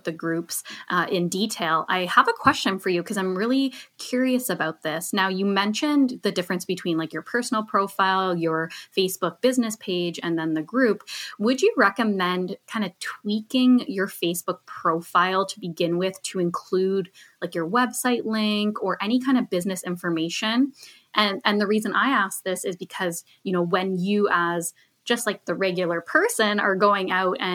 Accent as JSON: {"language": "English", "area": "just outside of Toronto", "region": "Ontario", "country": "Canada", "tie": "born or raised there", "said": "I grew up just outside of Toronto."}